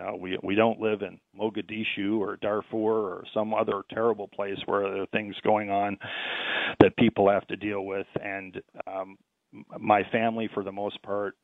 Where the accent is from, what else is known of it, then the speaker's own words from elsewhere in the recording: St. Catharines, Ontario, Canada; in my hometown, St. Catharines